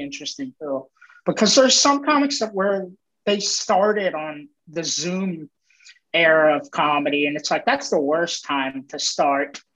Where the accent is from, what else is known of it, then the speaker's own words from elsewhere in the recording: Maryland, United States; I'm from Maryland